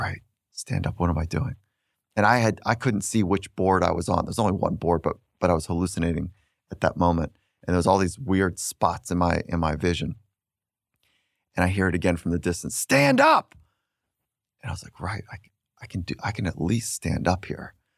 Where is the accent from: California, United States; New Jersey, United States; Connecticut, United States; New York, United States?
California, United States; Redondo Beach; I grew up in the town of Redondo Beach and surfing